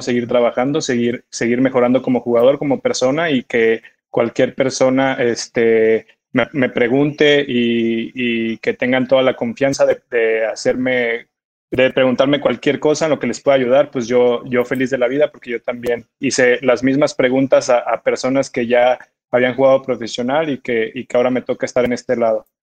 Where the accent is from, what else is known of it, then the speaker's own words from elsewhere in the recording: Mexico; also born or lived in Guadalajara; now in Morelia, Mexico; marcan a uno como, como jugador mexicano